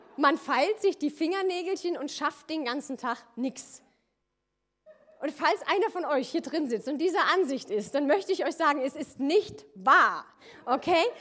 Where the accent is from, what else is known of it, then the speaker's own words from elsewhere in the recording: near Koblenz, Loreley, Rhineland-Palatinate, Germany; moved away as an adult; also born or lived in Austria; ich komme ursprünglich aus Rheinland-Pfalz, aus der Nähe von Koblenz, Lorelei, falls das einer kennt, wunderschöne Ecke